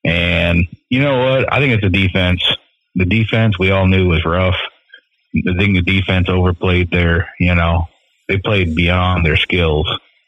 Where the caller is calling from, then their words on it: Clark Lake, Michigan, United States; I'm in Clark Lake.